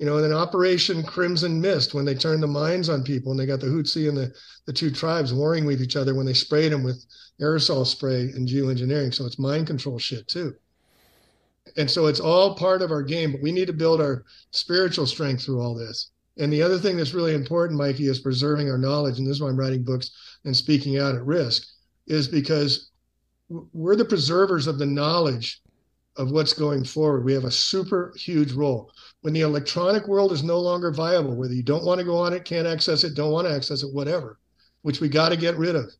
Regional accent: San Francisco, California, United States; San Francisco is my hometown

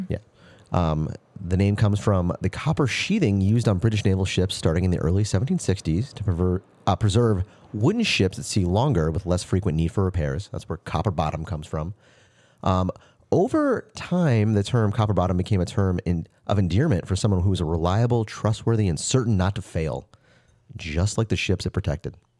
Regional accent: Florida, United States; moved away; my hometown

